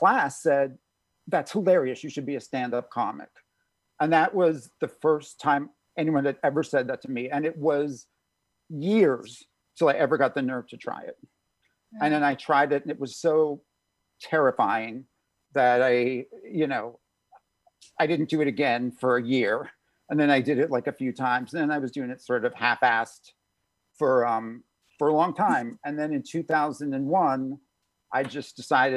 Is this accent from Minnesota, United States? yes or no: no; New York City suburbs, United States; I was born in New York City, grew up in the suburbs